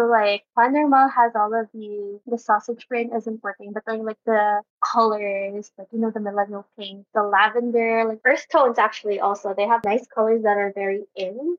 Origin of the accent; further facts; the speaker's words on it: Makati, Metro Manila, Philippines; I'm from Makati